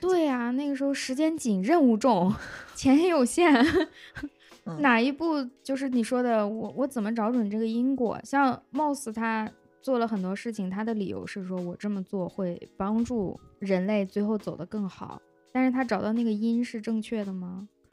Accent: China; 我们中国人写论文也是把英语当成一个普通话来使用的

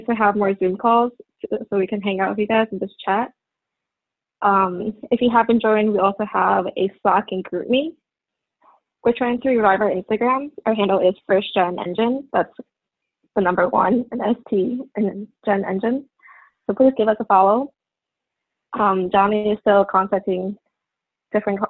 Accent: New York City, New York, United States; my hometown is New York City

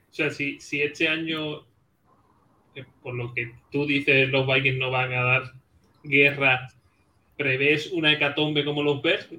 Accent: Andalusia, Spain; aquí en Andalucía, bueno, sobre todo por, por mi tierra

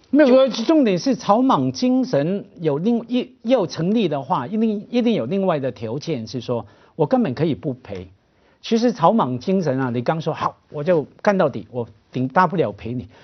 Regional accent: Hong Kong; 我们香港人非常陌生的

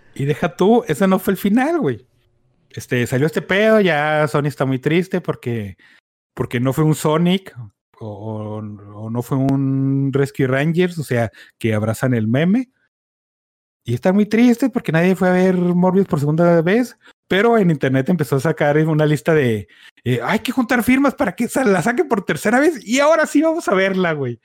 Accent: Mexico; aquí en México, o sea, tenemos la cosa chida de ser una pincha amalgama de mierdas

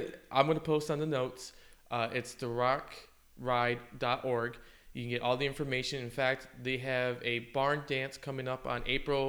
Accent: Michigan, United States; moved away as an adult; now in Texas, United States; I grew up on the farm, but I grew up in Michigan. I don't consider myself a cowboy.

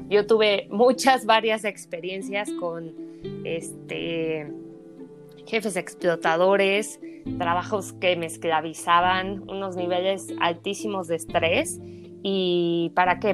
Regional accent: Mexico City, Mexico; moved away as an adult; also born or lived in New Zealand; Soy originaria de la Ciudad de México

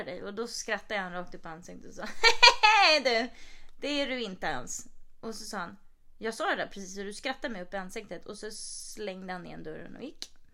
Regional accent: Sweden; moved away; vi är svenskar

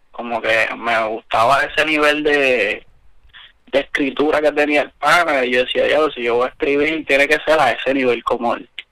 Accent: Ponce, Puerto Rico; Yo soy del sur de Ponce

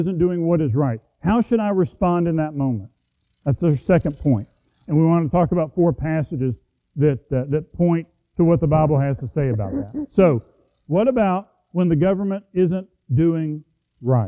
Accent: United States; as an American

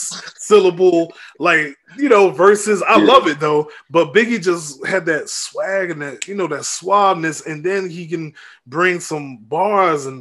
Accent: Tampa, Florida, United States; also born or lived in New York; I was born in New York, but I'm from Tampa. Like I'm from Hillsborough County, Tampa, Florida

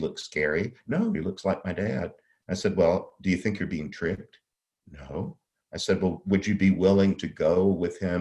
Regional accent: the Catholic South, United States; I grew up in the Catholic South.

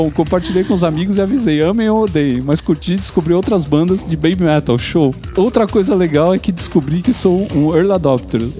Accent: Santo André, São Paulo, Brazil; 34 anos, sou da região do ABC Paulista, mais precisamente de Santo André.

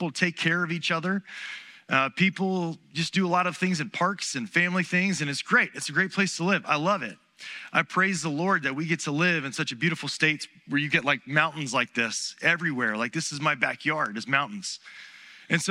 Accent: Charleston, South Carolina, United States; also born or lived in Burley, Idaho / Salt Lake City, Utah; growing up in Charleston, South Carolina, born and raised here

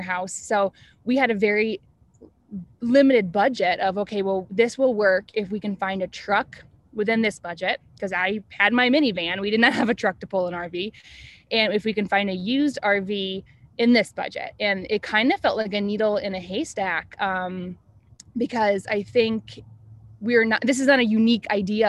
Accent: Asheville, North Carolina, United States; We are originally from Asheville, North Carolina

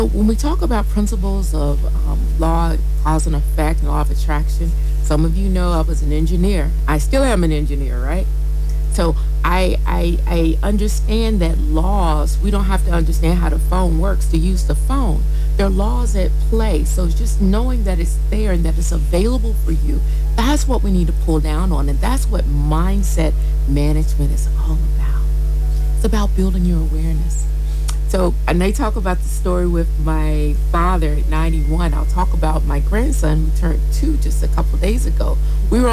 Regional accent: United States; moved away as an adult; now in Nigeria; I'm American, been living in Nigeria, and have embraced my Nigerianhood almost 20 years.

